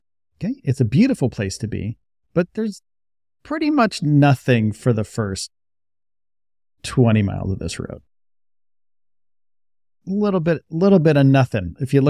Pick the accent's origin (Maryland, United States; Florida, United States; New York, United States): New York, United States; And when I made my pilgrimage to Starbase, I was from New York. So I knew snow, I knew rain, like the weather was all over the place up there, right?